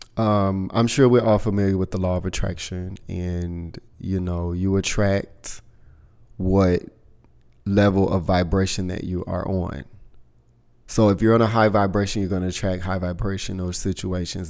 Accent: the South, United States; moved away; I'm from the South

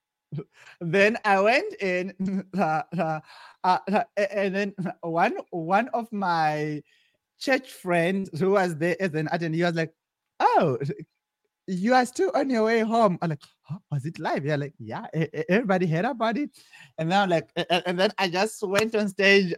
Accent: Zimbabwe; moved away as an adult; also born or lived in South Africa; now in California, United States; originally, I'm from Zimbabwe, uh, and I grew up in in, in Zim, my primary and my high school level

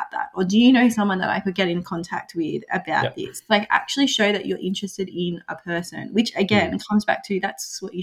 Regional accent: Australia; Aboriginal people, we have a certain way of the way that we interact

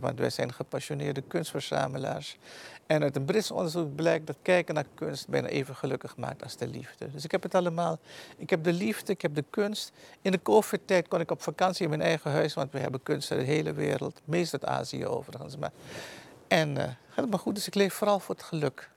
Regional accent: Suriname; moved away as an adult; also born or lived in Netherlands; now in Almere, Netherlands; Ik ben in Suriname geboren, heb daar tot mijn achttiende gewoond.

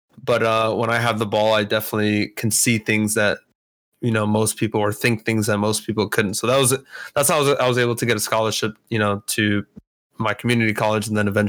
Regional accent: Kaiserslautern, Rhineland-Palatinate, Germany; So yeah, I grew up in Kaiserslautern, Germany. It's like west of Frankfurt.

